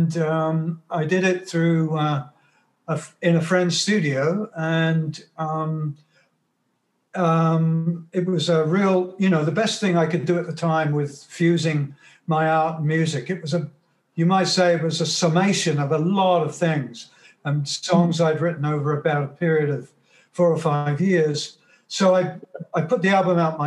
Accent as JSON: {"language": "English", "region": "England", "country": "United Kingdom", "tie": "born or raised there", "moved": "yes", "lives_now": "Toronto, Canada", "said": "my childhood in England, when I was growing up in England."}